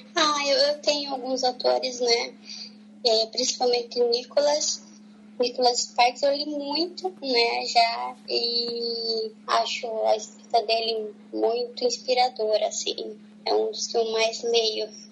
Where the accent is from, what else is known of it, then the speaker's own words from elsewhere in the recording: Paranaguá, Paraná, Brazil; Eu sou de Paranaguá